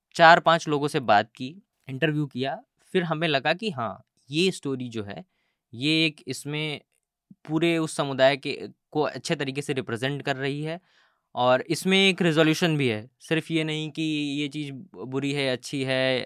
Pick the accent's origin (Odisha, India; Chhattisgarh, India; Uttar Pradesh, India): Uttar Pradesh, India; Mirzapur; मैं मैं जिस जगह से आता हूँ मैं हम्म। मिर्ज़ापुर से आता हूँ उत्तर हम्म। प्रदेश के